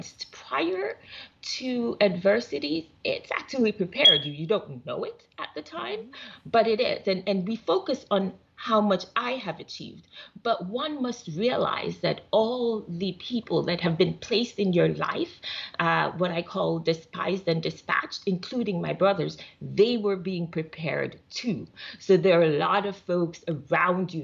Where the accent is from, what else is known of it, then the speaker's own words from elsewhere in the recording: Jamaica; moved away; I'm originally from Jamaica.